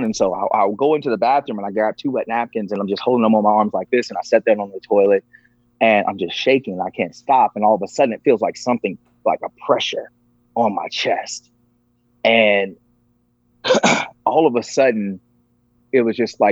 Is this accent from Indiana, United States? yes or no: no; Virginia, United States; I grew up in the Bible Belt of Virginia